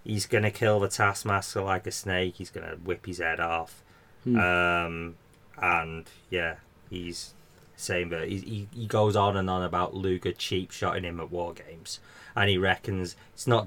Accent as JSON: {"language": "English", "region": "England", "country": "United Kingdom", "said": "we're English"}